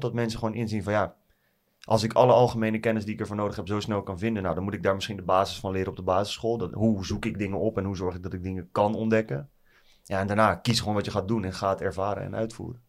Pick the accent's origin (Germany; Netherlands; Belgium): Netherlands; Nieuwegein, Utrecht; Ik kom uit Utrecht, in de buurt van Nieuwegein. Eh, altijd altijd in Nieuwegein op school gezeten